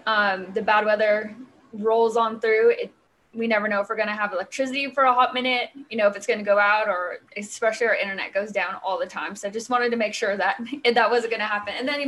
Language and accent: English; California, United States; California. So Southern California.